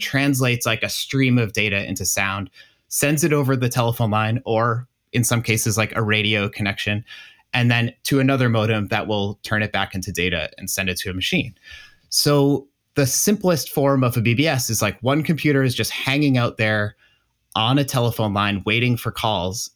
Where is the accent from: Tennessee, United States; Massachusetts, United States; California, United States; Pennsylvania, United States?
Massachusetts, United States; I grew up in Massachusetts